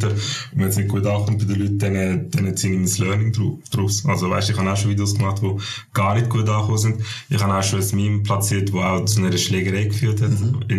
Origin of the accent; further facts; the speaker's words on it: Turkey; now in Switzerland; Ich bin Türk und ich habe einen Schweizer Pass.